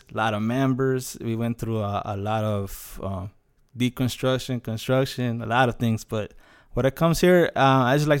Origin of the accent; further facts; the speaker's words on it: Los Angeles, California, United States; now in Houston, United States; I'm originally from Los Angeles. I came here around October 27, 2006